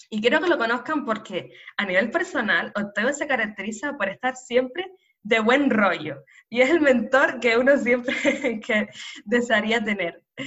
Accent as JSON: {"language": "Spanish", "region": "Canary Islands", "country": "Spain", "tie": "born or raised there", "said": "nacida en Canarias"}